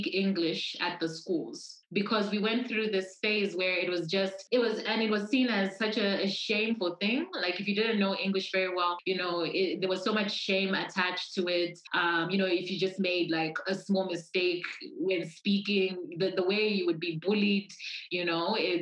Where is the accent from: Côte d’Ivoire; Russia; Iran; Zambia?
Zambia; also born or lived in Lusaka, Zambia; I was born in Lusaka. And my parents split up when I was very young, when I was still a baby. And then I grew up, if you look at our map of Zambia